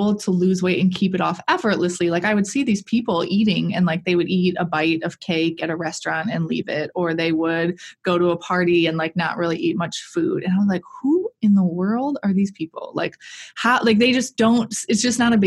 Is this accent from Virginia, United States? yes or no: no; Milwaukee, Wisconsin, United States; I am from the Milwaukee area, born and raised here